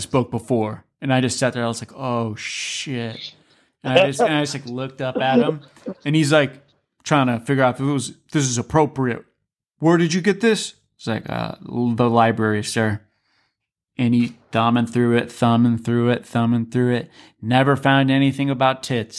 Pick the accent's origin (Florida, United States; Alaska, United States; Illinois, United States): Alaska, United States; moved away; I'm from Alaska